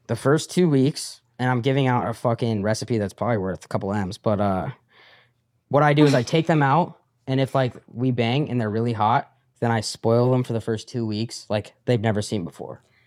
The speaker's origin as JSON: {"language": "English", "region": "Colorado", "country": "United States", "tie": "born or raised there"}